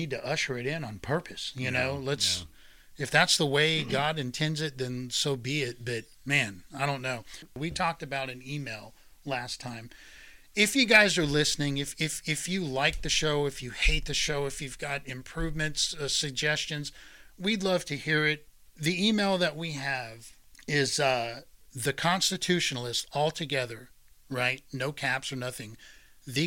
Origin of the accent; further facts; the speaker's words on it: United States; this is as an American veteran